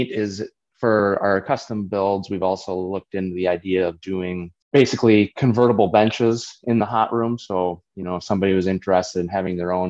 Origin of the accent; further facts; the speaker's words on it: Prescott, Wisconsin, United States; I grew up basically 3 miles north of Prescott, the St. Croix Trail. So that's our family farm